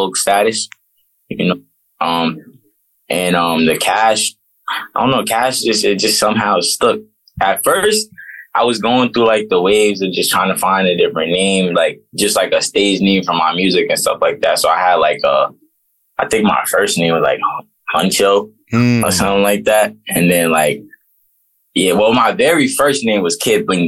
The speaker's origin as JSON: {"language": "English", "town": "New York City", "region": "New York", "country": "United States", "tie": "born or raised there", "also_born_or_lived": "Brooklyn, New York City / California / North Carolina / Washington, D.C.", "said": "But I grew up mainly in Harlem. So like me growing up in Harlem, that's just where I mainly got all my stripes at. Harlem is where I'm from"}